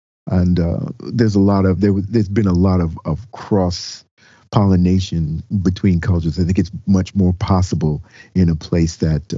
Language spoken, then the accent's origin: English; New York City, New York, United States; moved away as an adult; now in Portland, United States; Here in Portland, Oregon. My home of the last 3 years. I'm originally from Brooklyn, New York, and spent most of my life there with a couple of brief hiatuses.